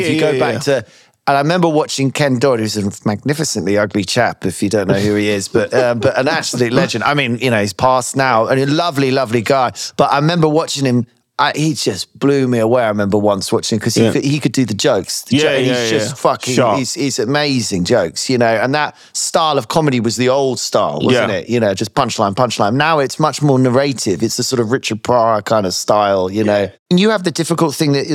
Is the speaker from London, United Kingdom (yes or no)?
yes; London, United Kingdom; as a Londoner